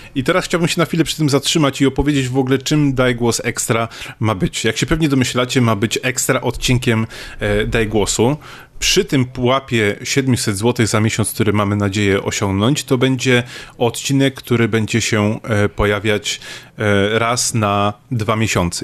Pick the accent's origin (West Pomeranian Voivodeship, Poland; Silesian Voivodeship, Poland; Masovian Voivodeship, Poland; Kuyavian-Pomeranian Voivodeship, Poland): West Pomeranian Voivodeship, Poland; Szczecin; ja jestem ze Szczecina